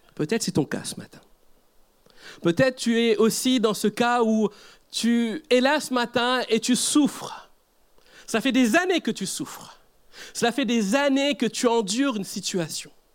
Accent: Mauritius; Je viens d'Afrique, mais d'un Afrique un peu plus à droite, c'est l'île Maurice

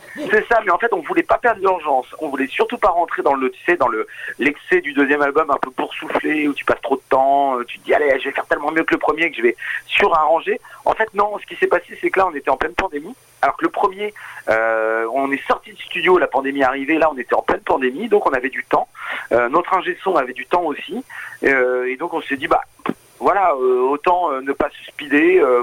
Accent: Normandy, France; now in Rouen, France; on est Normand

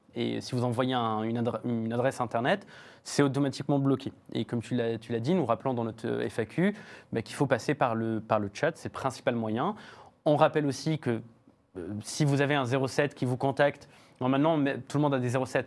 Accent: France; chez nous en France

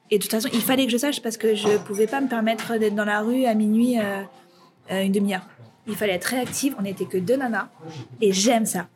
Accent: Aubervilliers, Île-de-France, France; also born or lived in Paris; je sortais d'Aubervilliers, donc euh, ma ville natale

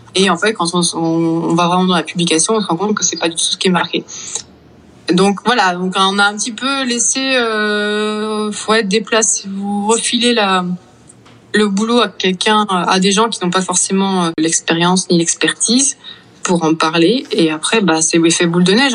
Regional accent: Vannes, Brittany, France; moved away; j'ai grandi à Vannes, en Bretagne

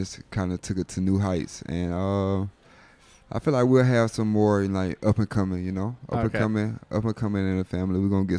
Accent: Fort Valley, Georgia, United States; moved away as an adult; I was born in Fort Valley, Georgia, like the south of Georgia.

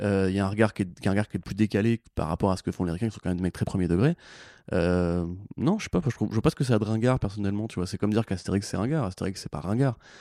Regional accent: France

